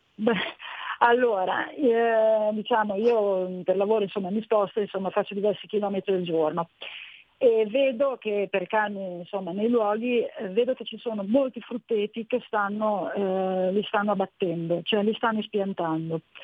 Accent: Bologna / Modena, Emilia-Romagna, Italy; ho l'anima modenese, sono mezzo bolognese, mezzo modenese

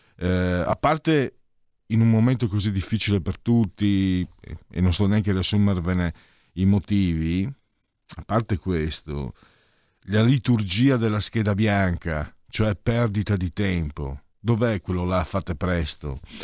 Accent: Friuli-Venezia Giulia, Italy; also born or lived in Veneto; Io vengo dal Friuli

